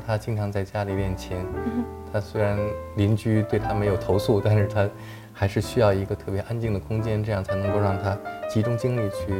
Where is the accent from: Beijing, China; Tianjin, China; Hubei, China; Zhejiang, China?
Beijing, China; 因为我是一个北京人，